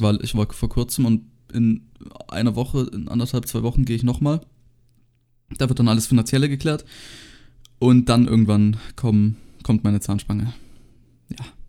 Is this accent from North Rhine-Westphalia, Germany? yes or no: no; Baden-Württemberg, Germany; bei uns in Baden-Württemberg